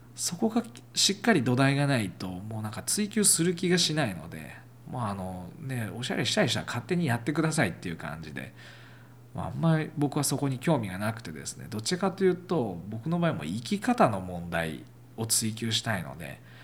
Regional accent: Okayama, Japan; 岡山、自分の地元

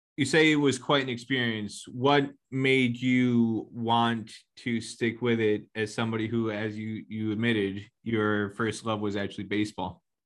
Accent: United States; I grew up in New York, New Jersey

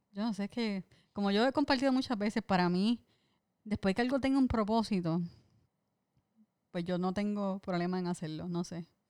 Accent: Puerto Rico; siempre los puertorriqueños estamos dispuestos a dar de lo poquito que tenemos

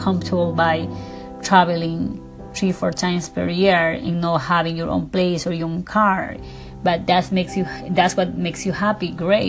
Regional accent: Ecuador; English is a second language; now in Beverly Hills, United States

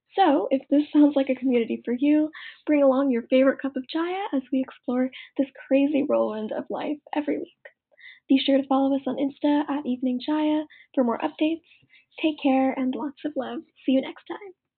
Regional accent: Northeast, United States; I'm Malayali American from the Northeast

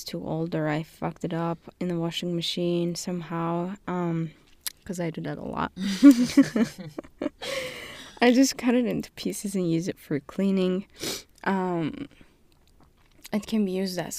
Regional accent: Turkey; moved away; I'm from Turkey, and I am currently doing master's in management and leadership at Webster

